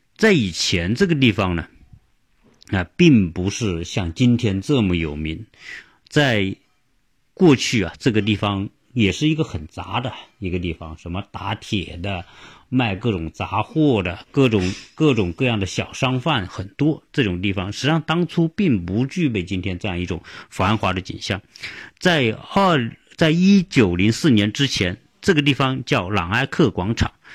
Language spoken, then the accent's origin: Chinese; China; 我们中国人